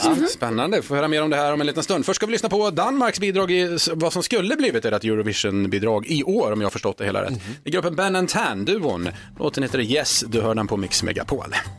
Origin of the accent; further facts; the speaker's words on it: Skara, Västra Götaland, Sweden; jag kommer ju från Skara